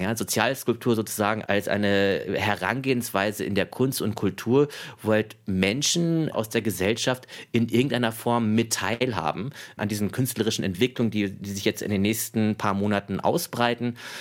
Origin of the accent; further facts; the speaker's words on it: Ruhr area, North Rhine-Westphalia, Germany; Ich bin ja geboren und aufgewachsen im Ruhrpott